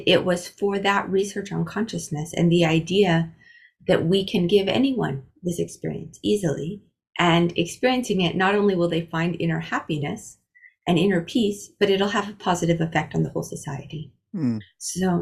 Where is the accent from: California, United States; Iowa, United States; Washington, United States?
Iowa, United States; I grew up in Iowa, in the US